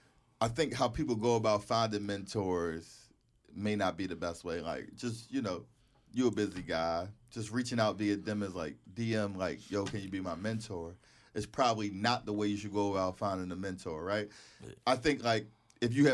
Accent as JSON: {"language": "English", "town": "Philadelphia", "region": "Pennsylvania", "country": "United States", "tie": "born or raised there", "said": "us growing up in Philly"}